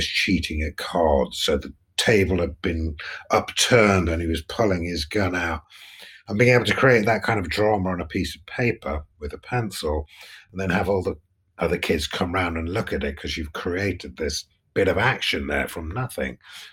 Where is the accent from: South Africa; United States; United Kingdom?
United Kingdom; Nottingham, East Midlands; I grew up in Nottingham, which is the East Midlands